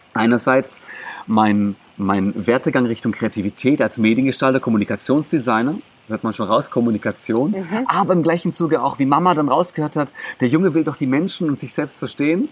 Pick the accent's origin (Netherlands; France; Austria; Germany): Germany; first language Greek; German is a second language; also born or lived in Greece (ancestry); ich bin hier in Deutschland geboren worden.